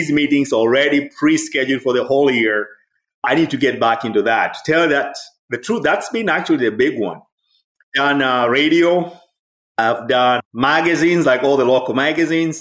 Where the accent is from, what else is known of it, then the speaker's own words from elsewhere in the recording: Dar es Salaam, Tanzania; moved away as an adult; also born or lived in Philadelphia, United States; now in United States; I'm originally from Tanzania. I grew up in Dar es Salaam City.